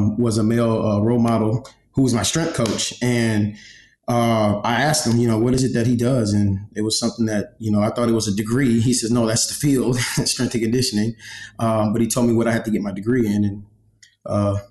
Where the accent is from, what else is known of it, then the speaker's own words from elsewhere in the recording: Galveston, Texas, United States; also born or lived in New Mexico; I'm a what we call an island boy. I'm from Galveston, Texas